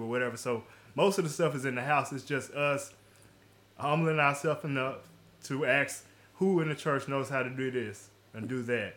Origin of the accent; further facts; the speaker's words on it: Jackson, Tennessee, United States; I'm from the Jackson, Tennessee area